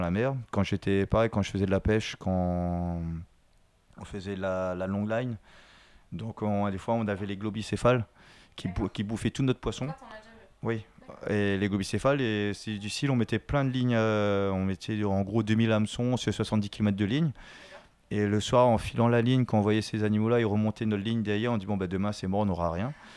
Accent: Vincendo, Réunion; Je suis de Vincent et tout le temps, on avait des dauphins qui passaient devant, devant chez nous

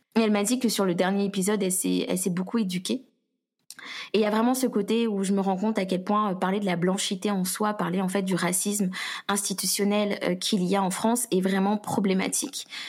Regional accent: Guadeloupe; je suis guadeloupéenne

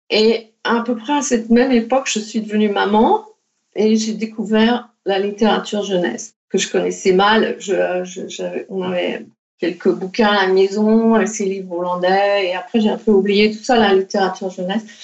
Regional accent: Paris, Île-de-France, France; moved away as an adult; also born or lived in Netherlands; J'ai fait cette école d'art aux Pays-Bas et le... bon, je venais de Paris, mais ma famille était encore en France.

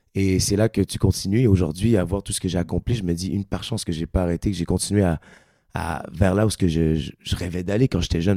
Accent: Quebec, Canada; accent: Québécois; moved away as an adult; now in Paris, France; Moi qui viens du Québec, euh, j'avais plusieurs fois rêvé de venir faire de la musique en France. Euh, en tant que Québécois

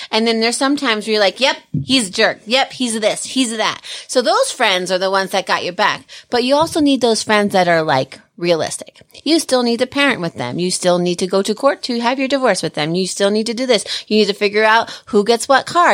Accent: Pennsylvania, United States; also born or lived in Pocono Mountains; now in Colorado, United States; I grew up in Pennsylvania for, like, ten years

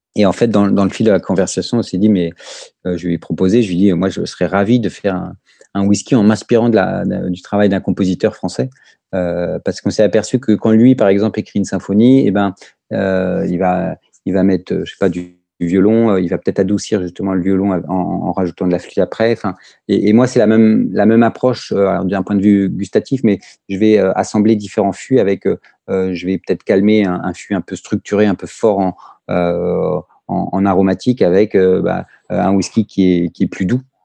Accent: France; also born or lived in Brittany; moi, en tant que Français

